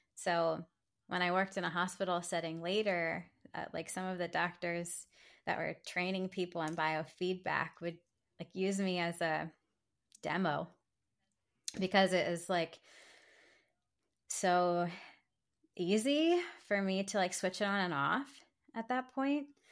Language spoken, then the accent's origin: English; Silver Spring, Maryland, United States; I'm from Silver Spring, Maryland